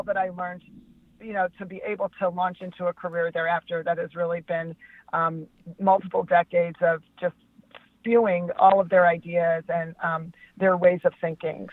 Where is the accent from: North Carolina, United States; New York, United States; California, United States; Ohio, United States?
California, United States; Los Angeles; I'm from Los Angeles